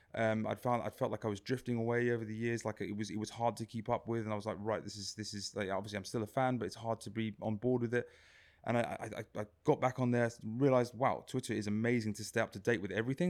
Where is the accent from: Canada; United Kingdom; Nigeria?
United Kingdom; England; born or raised there